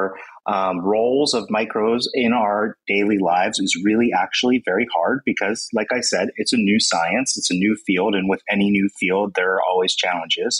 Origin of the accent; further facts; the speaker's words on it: United States; I'm from the United States